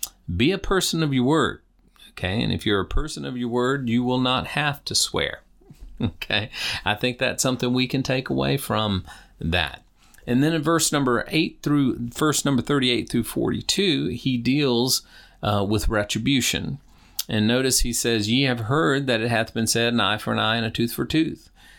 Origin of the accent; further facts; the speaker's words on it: Deep South, United States; You know, I was raised in the Deep South.